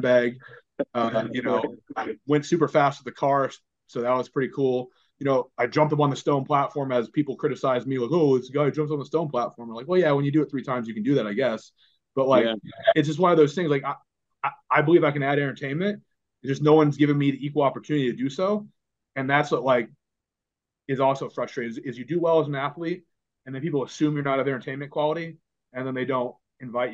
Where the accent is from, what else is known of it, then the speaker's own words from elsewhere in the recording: United States; also born or lived in Florida; As an American